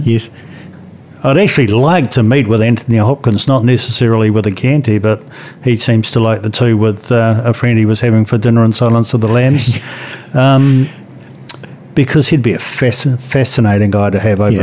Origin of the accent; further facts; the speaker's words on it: New Zealand; it's great being a New Zealander